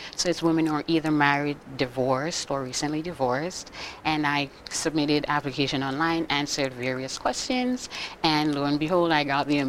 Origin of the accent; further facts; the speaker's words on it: Jamaica; moved away as an adult; now in Boston, United States; I've been in the U.S. for the past 10 years. I'm originally from Jamaica